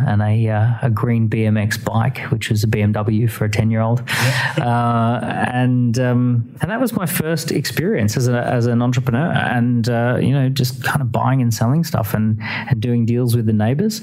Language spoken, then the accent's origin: English; Australia; moved away as an adult; now in United Kingdom; I grew up in Australia, but moved to the United Kingdom in 2006, so about 12 years ago